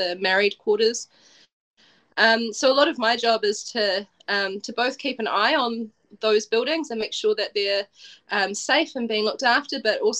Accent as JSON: {"language": "English", "region": "Wellington", "country": "New Zealand", "also_born_or_lived": "Dunedin", "said": "I'm from Wellington, we have a harbour here"}